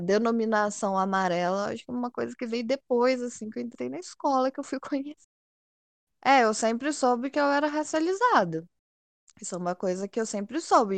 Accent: Poços de Caldas, Minas Gerais, Brazil; eu sou de Poços de Caldas, do sul de Minas

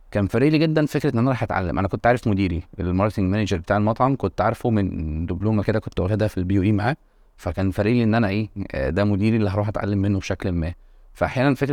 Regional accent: Monufia Governorate, Egypt; عشان اسكن في في الشقه كنت انا في من المنوفيه آه. والشغل كان في مدينه نصر

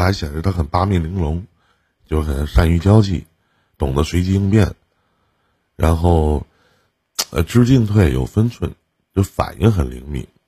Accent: Northeast China, China; accent: Northeastern Mandarin; 我们东北话就有的时候也挺给

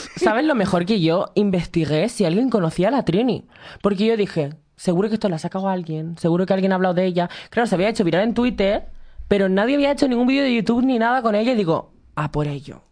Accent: Canary Islands, Spain; moved away as an adult; now in Madrid, Spain; soy de Canarias

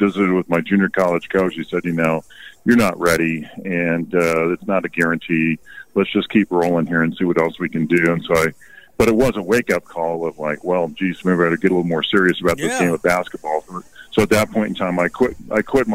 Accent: Southern California, United States; I grew up in Southern California right near the beach

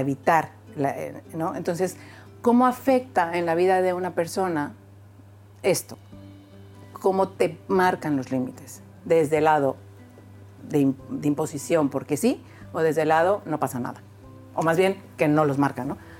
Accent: Mexico; soy mexicana

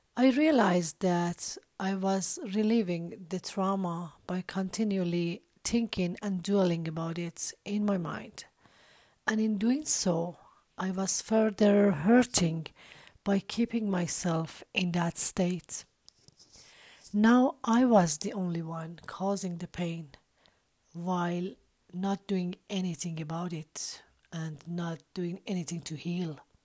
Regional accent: Iran; I was born and raised in Iran

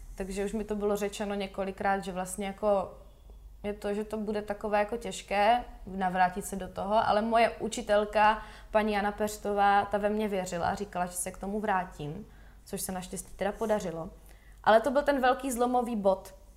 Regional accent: Valašské Meziříčí, Zlín Region, Czechia; začala jsem chodit do valašského souboru tanců a zpěvu. Jmenovalo se to Ovečky, u nás ve Valmezu

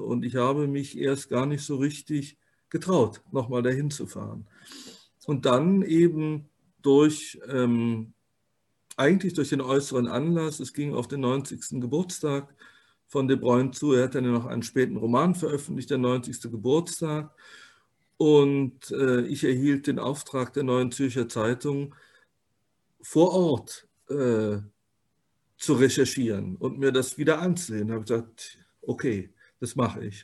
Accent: Rhineland, Germany; als Rheinländer

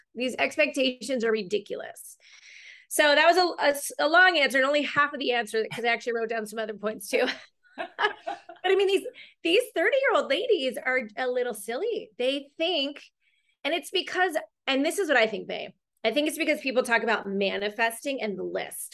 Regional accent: Long Beach, California, United States; also born or lived in China / Costa Rica; I'm from Long Beach, California.

